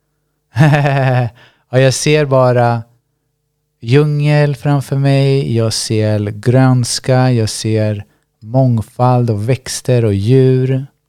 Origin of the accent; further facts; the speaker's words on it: Sweden; Jag är född i Sverige.